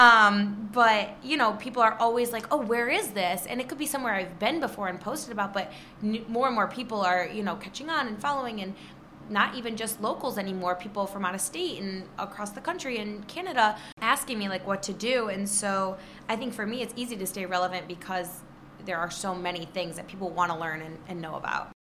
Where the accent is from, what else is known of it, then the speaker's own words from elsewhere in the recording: Trenton, Michigan, United States; also born or lived in Rochester, Michigan; I grew up in Trenton